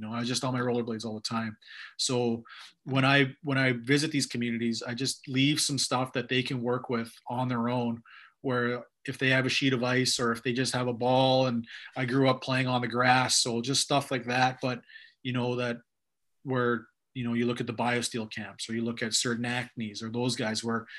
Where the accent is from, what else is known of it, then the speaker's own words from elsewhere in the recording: the South, Alberta, Canada; I'm from the South. So the Blackfoot, we have stray horses